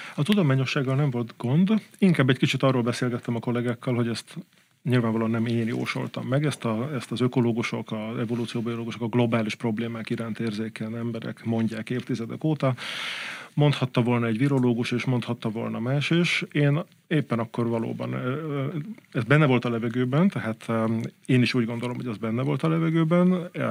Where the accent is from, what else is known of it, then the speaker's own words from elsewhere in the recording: Budapest, Hungary; also born or lived in Balaton Uplands; én mégiscsak pesti gyerek vagyok